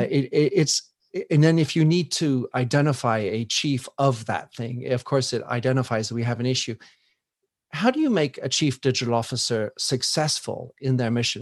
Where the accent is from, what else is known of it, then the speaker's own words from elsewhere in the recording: United States; I come from the United States